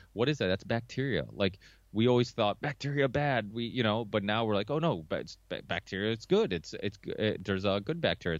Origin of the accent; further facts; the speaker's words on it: Chaves, Norte, Portugal; now in United States; I was born in Chaves, which is like northern Portugal.